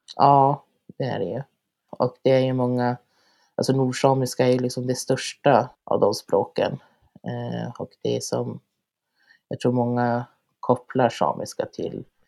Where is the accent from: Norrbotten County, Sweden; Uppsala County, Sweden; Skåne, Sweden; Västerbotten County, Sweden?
Norrbotten County, Sweden; Lannavaara; also born or lived in Kiruna / Karesuando; jag är född och uppvuxen här i Lannavaara där jag har gått eh, sameskola